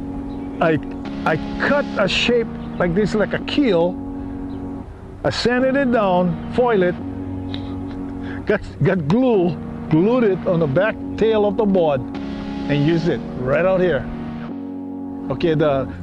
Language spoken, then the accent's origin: English; Hawaii, United States; So myself and another surfer from Hawaii